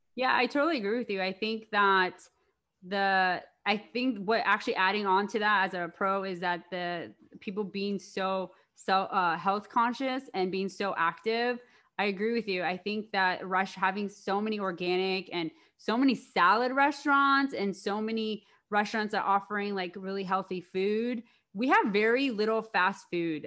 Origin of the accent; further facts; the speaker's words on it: Maryland, United States; moved away as an adult; now in Los Angeles, United States; I'm from Maryland, so I'm an East Coast girl